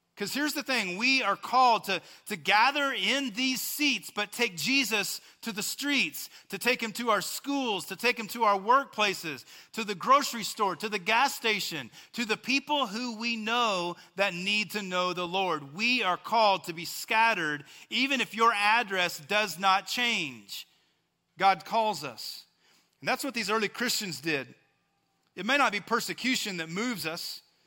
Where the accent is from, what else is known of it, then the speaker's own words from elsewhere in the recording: West Texas, United States; I'm from West Texas, and so we would say it this way